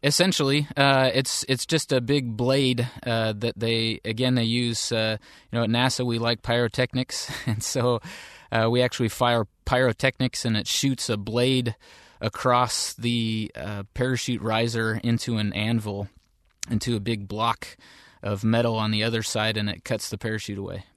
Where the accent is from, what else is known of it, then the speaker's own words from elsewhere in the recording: Seattle area, Washington, United States; I grew up in the Seattle area